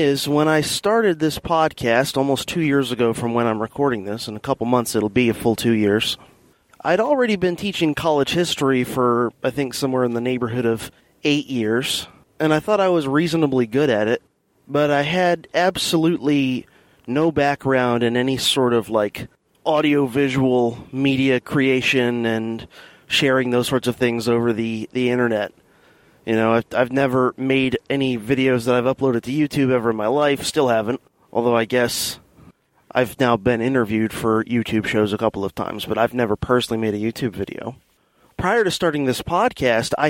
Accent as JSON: {"language": "English", "town": "Fort Lauderdale", "region": "Florida", "country": "United States", "tie": "born or raised there", "also_born_or_lived": "Miami, Florida", "lives_now": "St. Augustine, United States", "said": "we lived in a suburb west of Fort Lauderdale then for the remainder of my kind of grade school years, you know, through high school graduation. So that's where I'm originally from."}